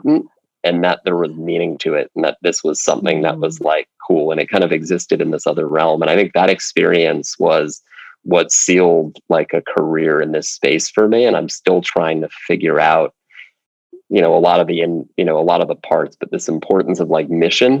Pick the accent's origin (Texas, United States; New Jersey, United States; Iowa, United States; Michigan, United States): New Jersey, United States; Princeton; moved away as an adult; also born or lived in Virginia / United Kingdom; I grew up in Princeton